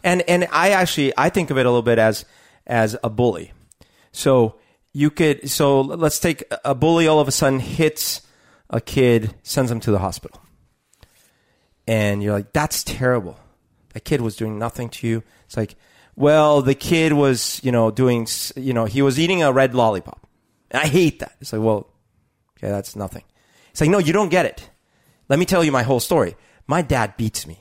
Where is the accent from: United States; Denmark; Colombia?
Colombia; moved away; growing up in Colombia